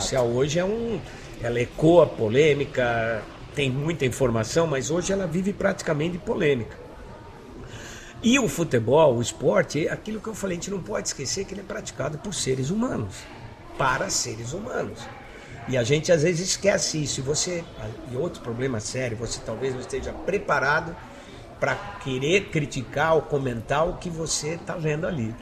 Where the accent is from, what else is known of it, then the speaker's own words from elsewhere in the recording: São Paulo, Brazil; also born or lived in Brás, São Paulo; nasci no Brado, morei na Moca minha vida